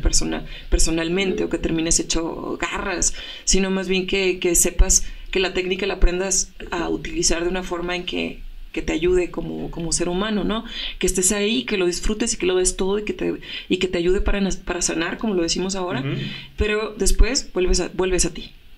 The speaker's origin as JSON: {"language": "Spanish", "town": "Reynosa", "region": "Tamaulipas", "country": "Mexico", "tie": "born or raised there", "said": "desde mi tierra, que hace rato hablábamos que soy de Reynosa"}